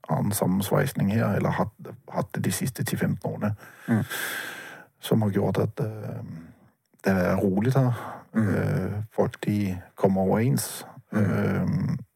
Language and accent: Norwegian; Bergen, Vestland, Norway; Det liker jeg som bergenser